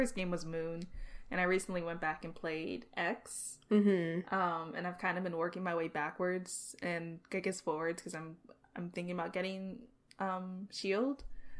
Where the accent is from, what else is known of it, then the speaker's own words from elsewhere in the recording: Florida, United States; now in New York, United States; I think like I'm originally from Florida, but I live in New York and I like travel back to Florida